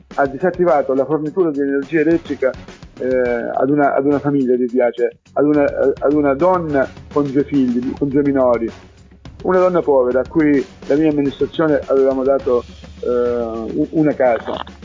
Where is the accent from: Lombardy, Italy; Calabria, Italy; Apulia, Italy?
Calabria, Italy; Riace; sono stato in esilio, non potevo tornare al mio paese